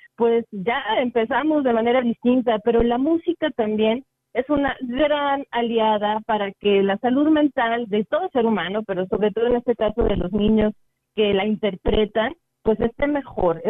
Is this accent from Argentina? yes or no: no; San Luis Potosí, Mexico; nuestros paisanos